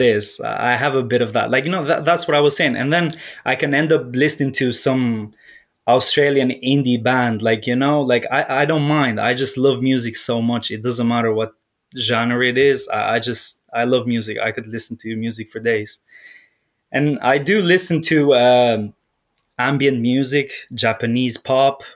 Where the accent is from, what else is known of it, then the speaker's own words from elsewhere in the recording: Dublin, Leinster, Ireland; also born or lived in Albania; I'm from originally from Albania, but like I grew up in Ireland, Dublin, Ireland